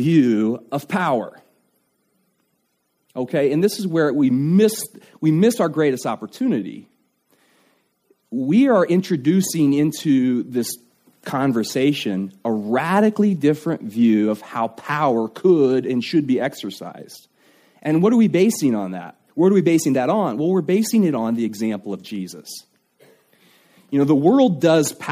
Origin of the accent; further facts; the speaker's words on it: United States; as an American